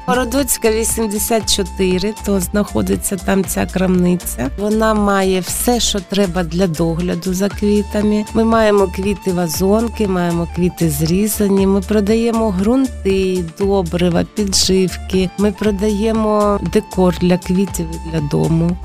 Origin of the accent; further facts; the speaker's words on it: Mariupol, Donetsk Oblast, Ukraine; moved away as an adult; also born or lived in Kharkiv / Kyiv / Zaporizhzhia; now in Lviv, Ukraine; Я з Маріуполя, я там народилась, я там жила.